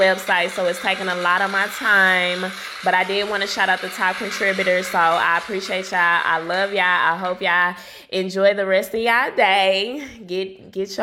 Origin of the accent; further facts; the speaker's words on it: St. Louis, Missouri, United States; my hometown, St. Louis, baby. St. Louis, Missouri